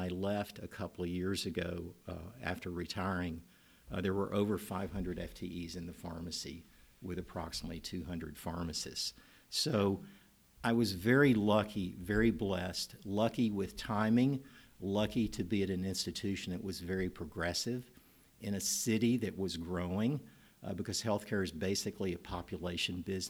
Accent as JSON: {"language": "English", "town": "Nashville", "region": "Tennessee", "country": "United States", "tie": "born or raised there", "said": "I'm a native Nashvillean. I grew up in Nashville, got my schooling here"}